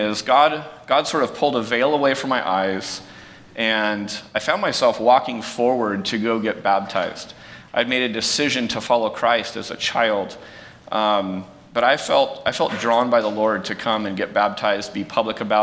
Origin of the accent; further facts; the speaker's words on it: San Jose, California, United States; I grew up in San Jose. I went to Prospect High School, not too far from here